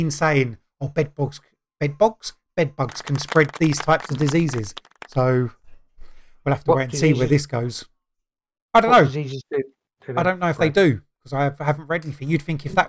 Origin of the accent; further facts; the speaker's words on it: England, United Kingdom; We're English